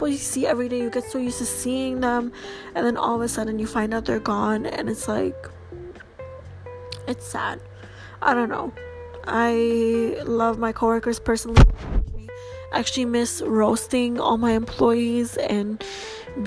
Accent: Canada; I'm Canadian

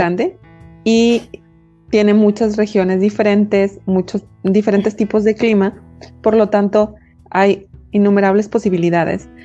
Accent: Mexico

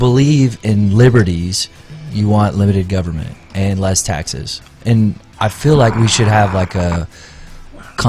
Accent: East Texas, United States; I grew up in East Texas

